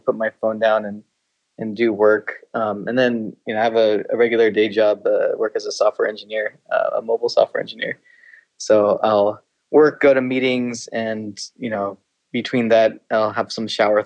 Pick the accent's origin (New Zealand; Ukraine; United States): United States; Portland, Oregon; moved away as an adult; also born or lived in Beaverton, Oregon; now in San Francisco Bay Area, United States; I'm from Portland originally